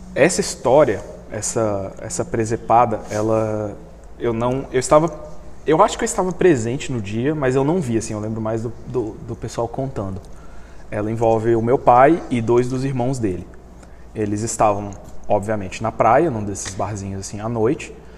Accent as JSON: {"language": "Portuguese", "country": "Brazil", "said": "eu sou brasileiro"}